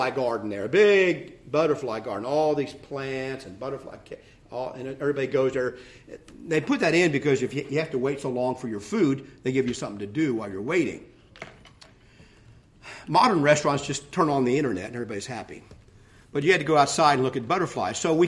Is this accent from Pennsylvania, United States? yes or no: no; Ohio, United States; I grew up in Ohio